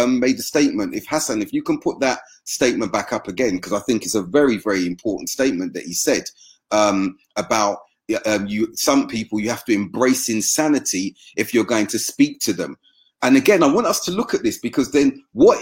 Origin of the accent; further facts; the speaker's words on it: United Kingdom; me being black British